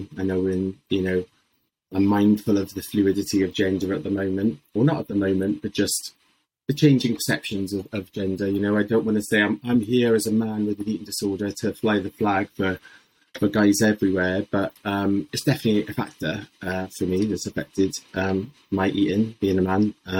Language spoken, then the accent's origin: English; Swansea, Wales, United Kingdom; I'm from Swansea originally, so I know the phrase, what's the crack?